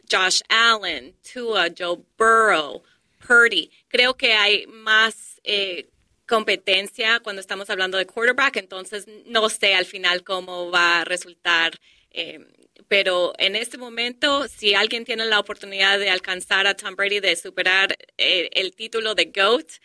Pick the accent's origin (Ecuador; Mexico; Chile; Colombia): Colombia; now in Detroit, United States; cuando nosotros llegamos a este país de Colombia, vivimos en Detroit